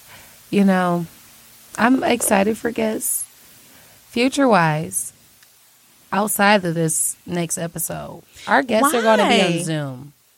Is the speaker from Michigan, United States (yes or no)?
yes; Detroit, Michigan, United States; I'm from around the way, you know? But Detroit is my home.